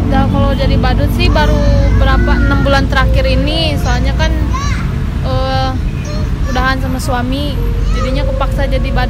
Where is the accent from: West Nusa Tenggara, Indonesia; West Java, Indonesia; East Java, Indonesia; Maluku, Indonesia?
West Java, Indonesia; Sukabumi; saya kan dari Sukabumi pindahan Sukabumi dulu saya di Sukabumi kerja